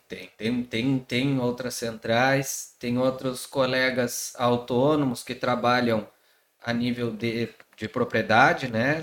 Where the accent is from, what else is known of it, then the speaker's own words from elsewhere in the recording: Pelotas, Rio Grande do Sul, Brazil; sou daqui de Pelotas, fiz faculdade aqui.